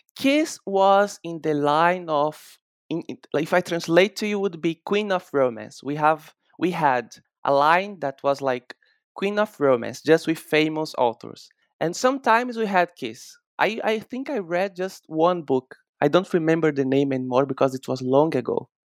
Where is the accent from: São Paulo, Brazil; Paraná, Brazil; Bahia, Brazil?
Bahia, Brazil; I'm, I'm from Bahia in Brazil